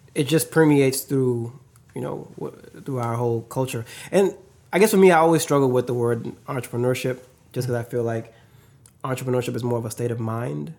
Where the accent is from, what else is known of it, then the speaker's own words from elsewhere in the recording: the South, United States; moved away as an adult; now in Seattle, United States; growing up in the South